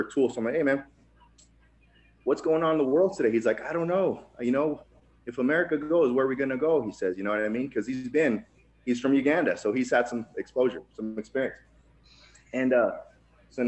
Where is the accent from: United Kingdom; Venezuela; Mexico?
Mexico; Tijuana, Baja California; also born or lived in Nevada; now in United States; I'm actually a first-generation immigrant. I was born in Tijuana, Mexico.